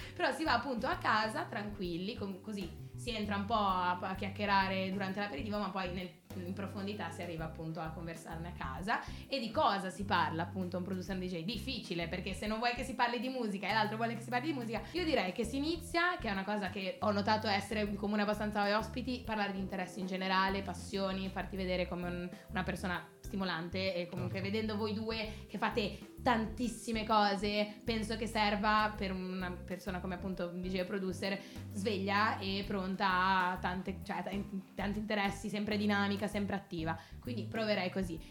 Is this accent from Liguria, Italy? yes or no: yes; Genoa, Liguria, Italy; genovese come me